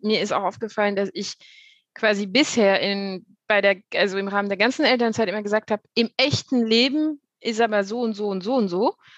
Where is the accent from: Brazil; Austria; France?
France; now in Cologne, Germany; Ich bin ursprünglich nicht aus Deutschland, ich komme aus Frankreich